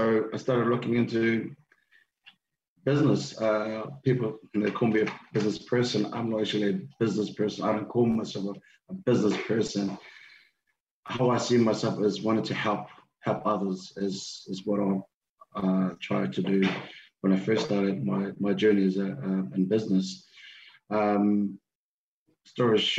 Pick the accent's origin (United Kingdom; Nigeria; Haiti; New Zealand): New Zealand; also born or lived in Tonga; I was born in Tonga, came to New Zealand when I was 8